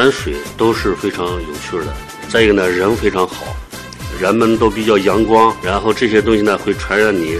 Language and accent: Chinese; Hotan, Xinjiang, China; 我在那儿出生，在那儿长大，然后对那儿的人文地理啊，什么东西都比较熟。